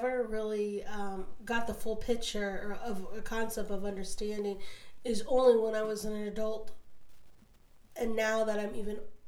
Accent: Florida, United States; also born or lived in Chile; I was from Florida

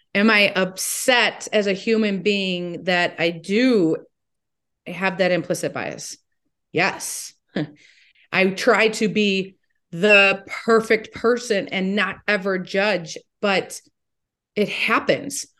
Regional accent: Toledo, Ohio, United States; I am from Toledo

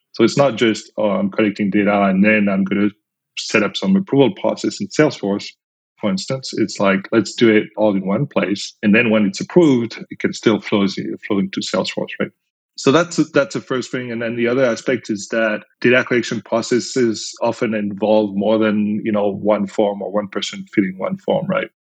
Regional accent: France; accent: French; English is a second language; moved away as an adult; now in United States; I'm originally from France, as you can probably tell with my accent

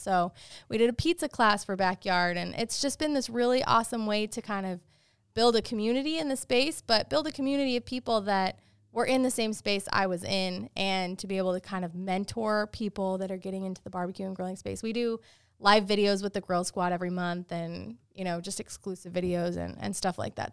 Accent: Utah, United States; where I grew up in Utah

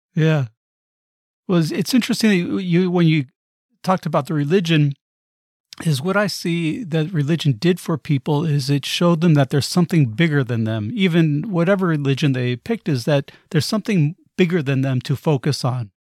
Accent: United States; I'm American

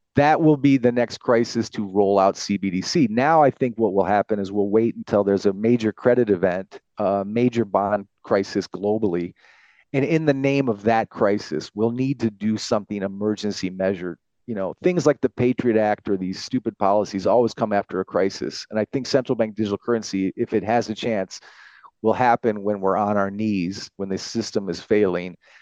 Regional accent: United States; now in France; I'm an American with German background, I live in France

